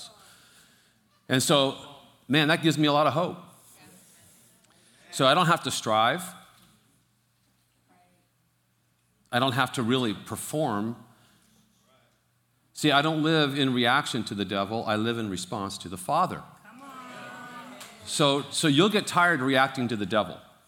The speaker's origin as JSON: {"language": "English", "town": "Fremont", "region": "California", "country": "United States", "tie": "born or raised there", "said": "I was born and raised in Fremont"}